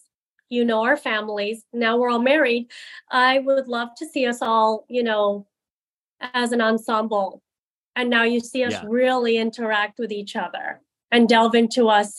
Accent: India; my show right now is just about, you know, getting married and being Indian.

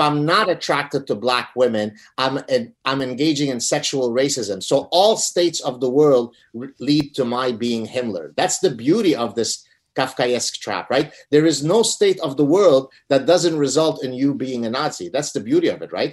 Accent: Lebanon; moved away; I come from Lebanon. We're Lebanese Jews who escaped execution in Lebanon because of our heritage.

